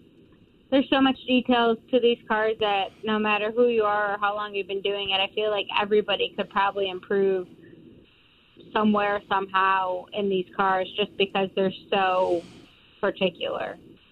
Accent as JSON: {"language": "English", "region": "New York", "country": "United States", "moved": "as an adult", "lives_now": "Denver, North Carolina, United States", "said": "I'm actually from New York, but our race team is based in Denver, North Carolina. So that is where I've relocated probably around 7 months ago at this point."}